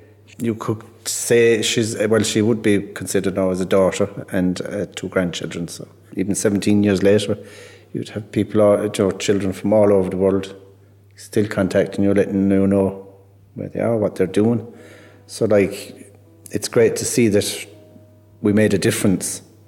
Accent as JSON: {"language": "English", "town": "Tralee", "region": "Munster", "country": "Ireland", "said": "I'm from Tralee, County Kerry."}